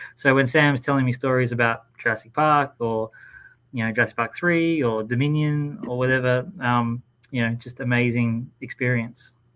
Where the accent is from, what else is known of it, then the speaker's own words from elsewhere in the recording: Australia; in my home country.